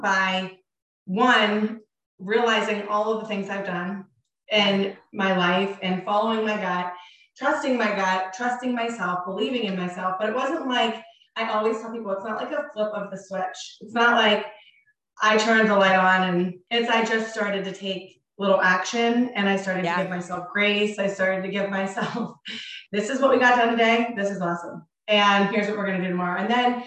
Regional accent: Pittsburgh, Pennsylvania, United States; We're from Pittsburgh, Pennsylvania.

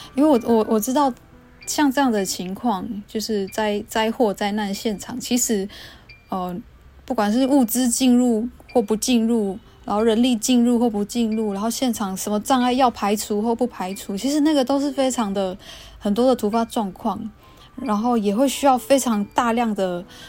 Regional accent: Xinyi Township, Nantou County, Taiwan; moved away; 我是来自新义乡，其实我就是在区长大的小孩

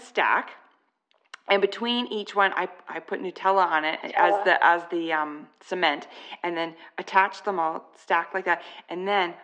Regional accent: Canada; I'm Canadian.

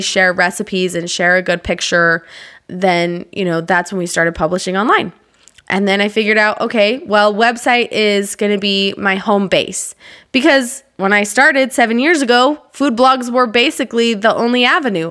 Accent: Utah, United States; I grew up in Utah

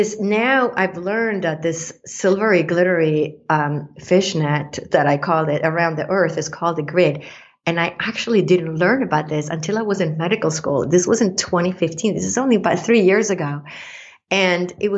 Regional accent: Sweden; moved away; I grew up in Sweden, in Scandinavia, that has, you know, outside Stockholm is 24,000 islands

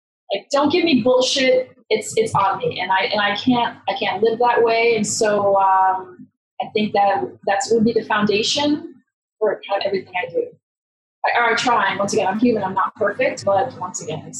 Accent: United States; moved away as an adult; now in Canada; I'm originally born and raised in America

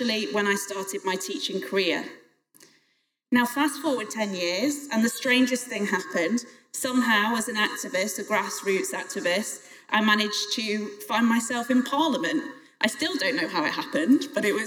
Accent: Crewe, North West England, United Kingdom; I was the MP for Crewe and Nantwich, my hometown

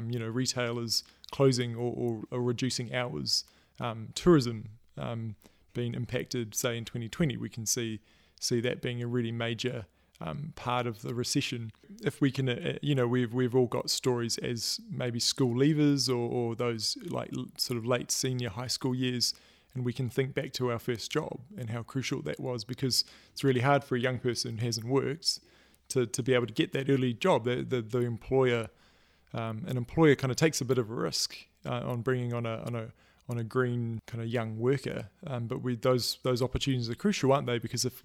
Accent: Auckland, New Zealand; my grandfather who is a kind of community leader in this area that I grew up in Auckland

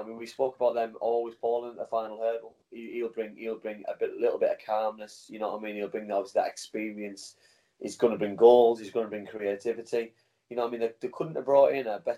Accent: England, United Kingdom; As an Englishman myself

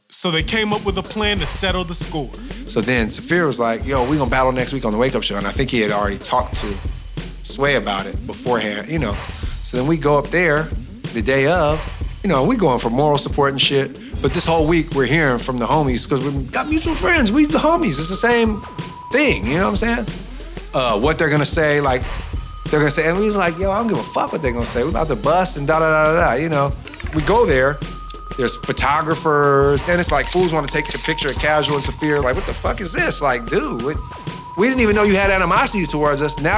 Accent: Oakland, California, United States; born or raised there

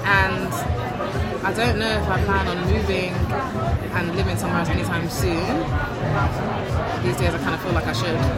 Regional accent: London, United Kingdom; born or raised there

